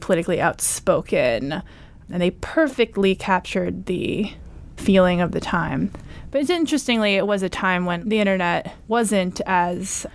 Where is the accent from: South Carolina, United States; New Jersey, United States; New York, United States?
New York, United States; I grew up in New York